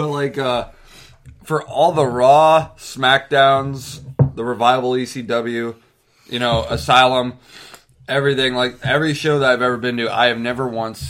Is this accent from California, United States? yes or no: no; Sheffield, Pennsylvania, United States; I'm from Sheffield